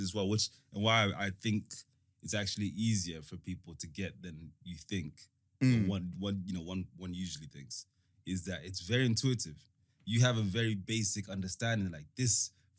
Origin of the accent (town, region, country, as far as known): London, United Kingdom; born or raised there; also born or lived in Africa / United States / Rwanda / Somerset